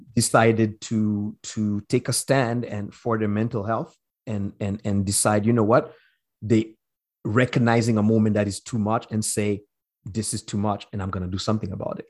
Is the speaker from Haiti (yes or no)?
yes; Haiti; now in British Columbia, Canada; us as Haitian